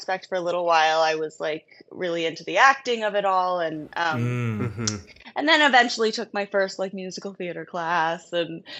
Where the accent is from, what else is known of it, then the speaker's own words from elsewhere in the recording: San Francisco, California, United States; now in Atlanta, United States; Born and raised in the city